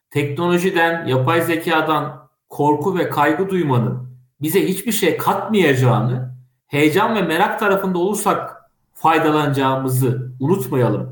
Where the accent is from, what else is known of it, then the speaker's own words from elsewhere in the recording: Kastamonu, Turkey; Ben Kastamonluyum. Kastamonu çok güzel 19 tane ilçesi var. 1078 tane köyü var.